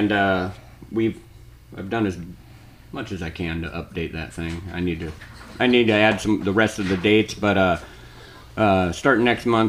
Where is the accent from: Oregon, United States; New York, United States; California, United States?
Oregon, United States; Portland; Well, I was raised in Southeast Portland, Oregon, that is. Down there in the Felony Flats, right by Hooker Bridge.